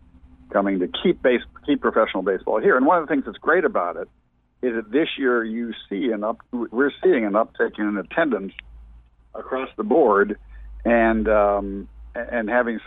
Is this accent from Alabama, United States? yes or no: no; outside of Pittsburgh, Pennsylvania, United States; now in Charleston, United States; I grew up going to Pirate games and seeing Willie Stargell and Roberto Clemente when I was growing up outside of Pittsburgh.